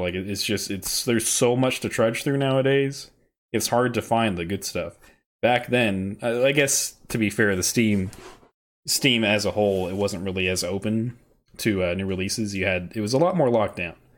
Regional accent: the South, United States; growing up in the South

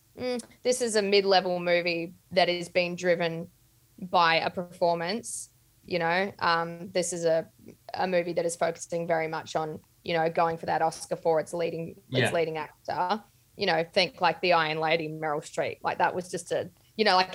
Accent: Australia; being an Aussie

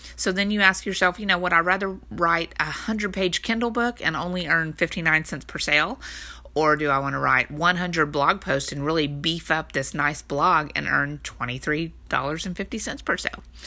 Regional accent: Texas, United States; I'm from Texas

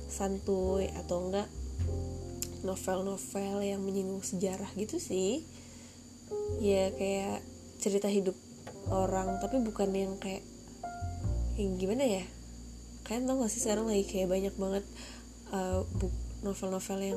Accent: Jakarta, Indonesia; born there; ternyata 21 tahun uh, lahir di Jakarta Maret 99

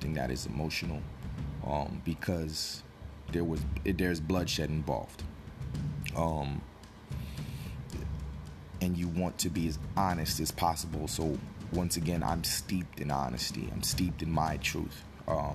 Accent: Newark, New Jersey, United States; I come from Newark, New Jersey. I grew up in an urban environment

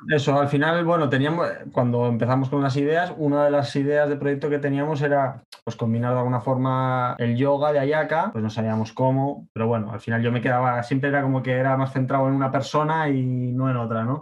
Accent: Tenerife, Canary Islands, Spain; moved away as an adult; also born or lived in Australia; soy de Tenerife, España

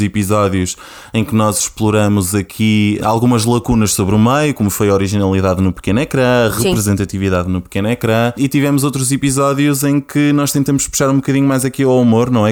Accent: Porto District, Norte, Portugal; moved away as an adult; now in Lisbon, Portugal

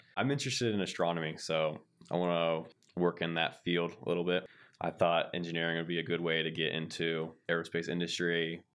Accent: Centerville, Ohio, United States; I'm from Centerville, Ohio, near Dayton.

